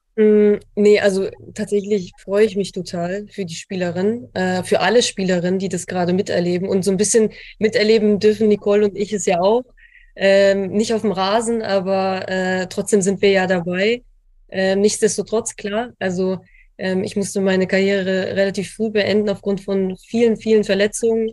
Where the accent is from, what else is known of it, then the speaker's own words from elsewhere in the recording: Lower Saxony, Germany; now in Frankfurt, Germany; ich aus Niedersachsen komme und tatsächlich ein Großteil meiner Familie dort noch lebt.